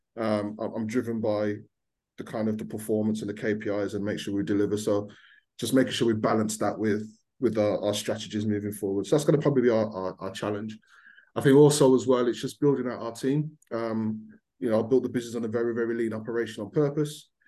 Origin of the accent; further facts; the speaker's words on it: Birmingham, West Midlands, United Kingdom; accent: Brummie; I'm born and bred in Birmingham.